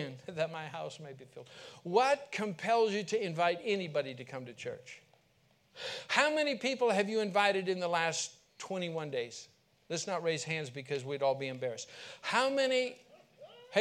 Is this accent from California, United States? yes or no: yes; California, United States; I'm from California